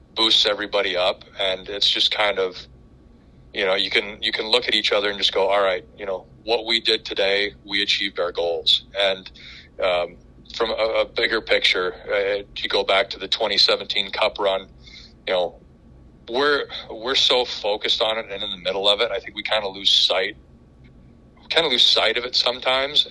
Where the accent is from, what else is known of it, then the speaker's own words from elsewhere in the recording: Colorado, United States; also born or lived in Los Angeles, California; now in Nashville, United States; I grew up in in Colorado.